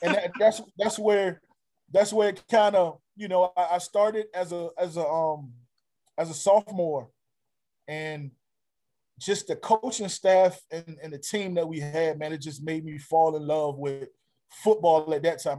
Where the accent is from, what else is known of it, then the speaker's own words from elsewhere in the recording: Norfolk, Virginia, United States; my within my home state and, right. and hometown